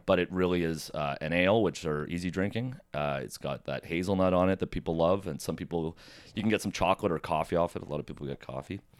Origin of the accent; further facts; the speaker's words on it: Oakville, Ontario, Canada; also born or lived in Mississauga; now in Toronto, Canada; I was born in Mississauga, grew up in Oakville, and then moved to Toronto